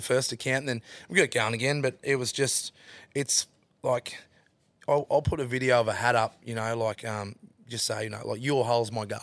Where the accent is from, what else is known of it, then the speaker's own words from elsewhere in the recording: Western Queensland, Australia; Growing up in Western Queensland, Central Queensland